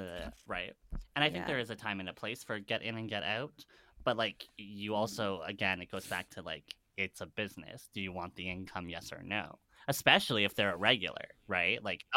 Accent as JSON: {"language": "English", "country": "Canada", "said": "We're Canadian."}